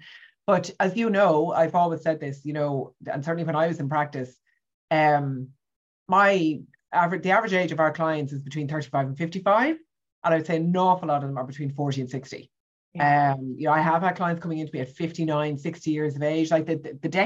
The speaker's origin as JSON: {"language": "English", "country": "Ireland", "tie": "born or raised there", "said": "I grew up in Ireland in the 70s and the 80s."}